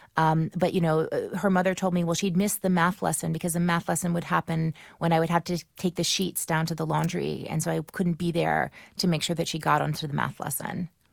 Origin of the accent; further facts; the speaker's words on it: New Orleans, Louisiana, United States; moved away as an adult; now in Brooklyn, United States; my hometown in New Orleans